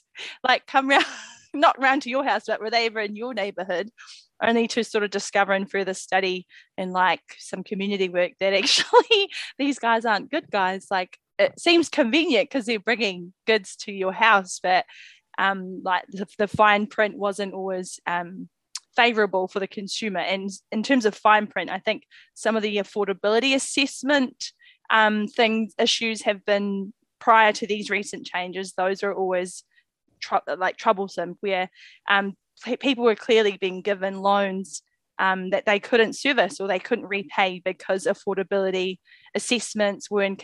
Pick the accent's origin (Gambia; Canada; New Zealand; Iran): New Zealand; Auckland; I grew up in South Auckland